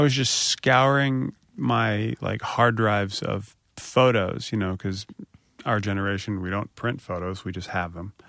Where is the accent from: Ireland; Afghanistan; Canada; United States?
United States; Springfield, Virginia; also born or lived in Harrisonburg, Virginia / Richmond, Virginia; I'm from Springfield, Virginia